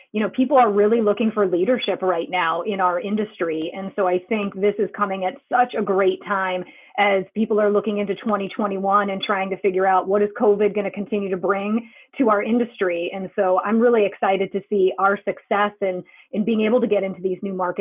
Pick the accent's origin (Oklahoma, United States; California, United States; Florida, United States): California, United States; moved away; I grew up in California, and when I would go back home to visit